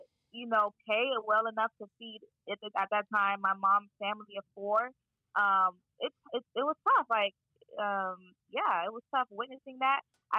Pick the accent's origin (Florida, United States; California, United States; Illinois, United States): Florida, United States; Miami; moved away as an adult; now in Boston, United States; So I am from Miami, Florida. Wow. And I was born and raised there, but my parents were born in Haiti. And so I'm Haitian American